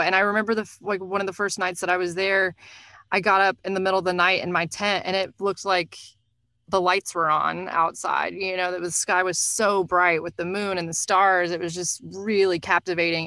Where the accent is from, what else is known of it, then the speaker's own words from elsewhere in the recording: Nashville, Tennessee, United States; moved away; also born or lived in New York; I'm from Nashville originally